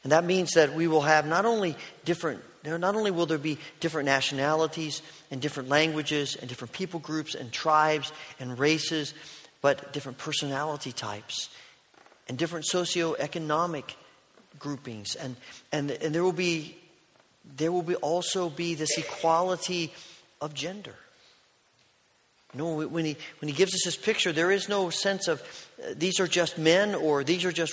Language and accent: English; United States; growing up in America